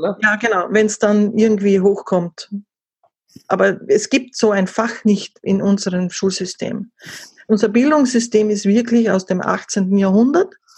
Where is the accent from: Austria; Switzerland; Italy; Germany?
Austria; Vielleicht noch zum Dialekt ein bisschen, das werden wahrscheinlich die Hörer dann äh, schon wissen, oh, die muss aus Österreich kommen. Ja, ich komme aus Österreich